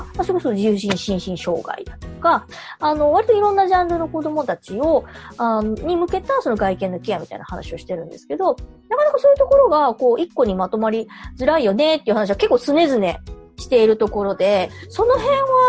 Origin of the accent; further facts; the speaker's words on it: Osaka, Japan